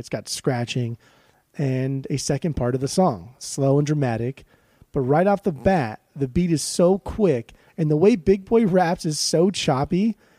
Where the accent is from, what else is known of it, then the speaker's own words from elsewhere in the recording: the South, United States; growing up in the South, like inevitably you're going to get some type of country song or country sound just embedding into your psyche.